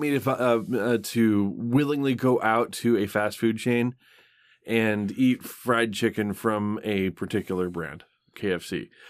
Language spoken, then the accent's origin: English; Michigan, United States; I grew up in Michigan